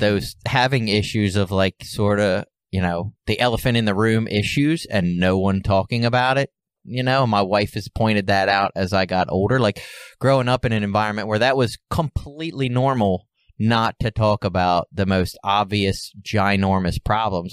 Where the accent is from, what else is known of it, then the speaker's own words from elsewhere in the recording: Baltimore, Maryland, United States; I was born and raised in Baltimore City.